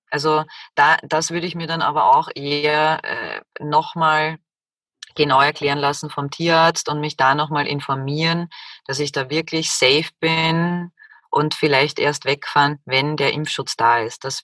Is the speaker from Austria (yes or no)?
yes; Austria; Der 1. Januar. Bei uns in Österreich auch Jänner genannt.